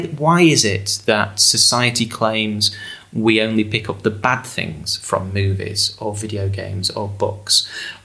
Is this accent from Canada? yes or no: no; England, United Kingdom; 16-year-old growing up in England